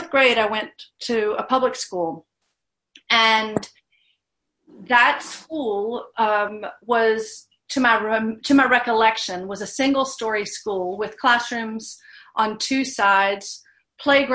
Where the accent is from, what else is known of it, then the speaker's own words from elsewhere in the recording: Baton Rouge and Monroe, Louisiana, United States; I grew up in Baton Rouge and Monroe, in Louisiana.